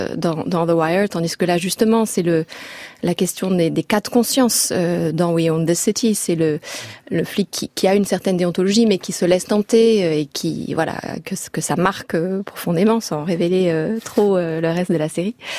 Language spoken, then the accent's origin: French; France; en tant que Français